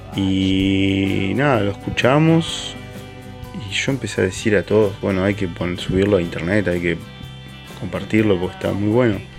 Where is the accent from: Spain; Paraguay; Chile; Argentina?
Argentina; moved away as an adult; also born or lived in Marseille, France; now in France; desde que me fui de Argentina y dejé de tocar en Los Álamos